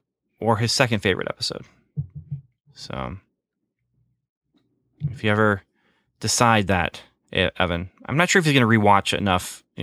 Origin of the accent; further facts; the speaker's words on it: Canada; I wasn't Canadian. I was an American boy growing up in Canada. That's what you did. You skated.